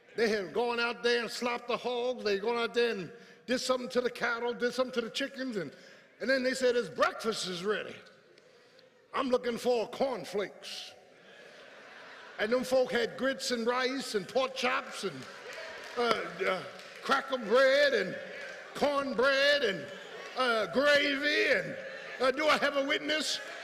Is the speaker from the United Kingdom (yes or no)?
no; Philadelphia, Pennsylvania, United States; moved away as an adult; I grew up in South Philly with tar and pavement.